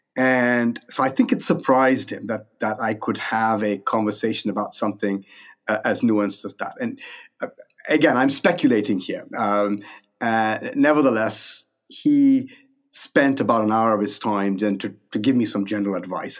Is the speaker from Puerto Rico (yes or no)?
no; India; moved away as an adult; also born or lived in Minnesota, United States; now in Toronto, Canada; I was born in India. My, my parents still lived there. I grew up there. I went to medical school there